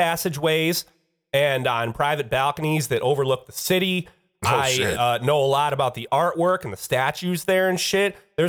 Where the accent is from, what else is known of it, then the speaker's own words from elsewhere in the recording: Detroit, Michigan, United States; I'm from Detroit, man.